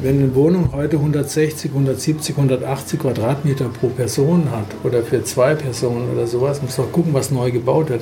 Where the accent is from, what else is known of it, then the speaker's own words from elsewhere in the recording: Freiburg, Baden-Württemberg, Germany; aus Freiburg, meiner Heimat